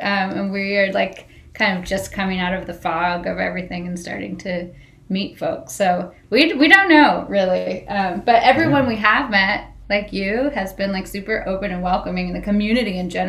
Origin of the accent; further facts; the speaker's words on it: Northern California, United States; moved away as an adult; now in Las Vegas, United States; We're both from Northern California.